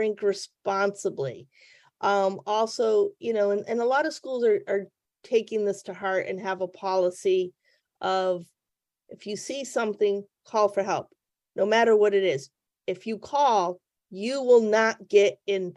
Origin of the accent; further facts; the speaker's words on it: New England, United States; I'm from New England